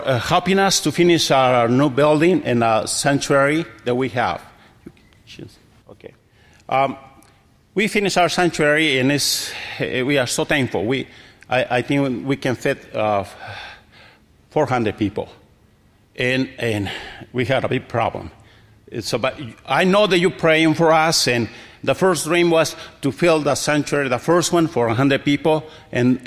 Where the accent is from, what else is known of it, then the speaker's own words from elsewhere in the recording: Ixtlán, Michoacán, Mexico; Ixtlan is my hometown.